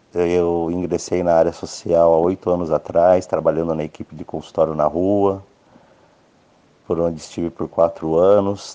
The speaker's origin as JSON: {"language": "Portuguese", "country": "Brazil", "said": "Eu, como brasileiro"}